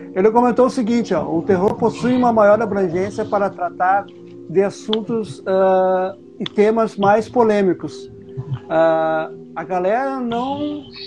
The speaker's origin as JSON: {"language": "Portuguese", "town": "Porto Alegre", "region": "Rio Grande do Sul", "country": "Brazil", "said": "Sou do Sul"}